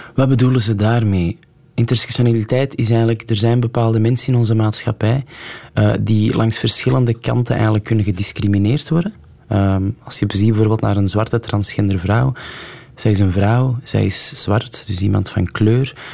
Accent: Antwerp, Flanders, Belgium; ik ben op het Kiel opgegroeid

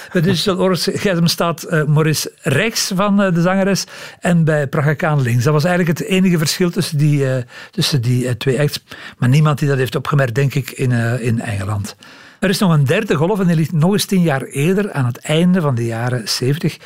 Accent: Belgium; als Belgen

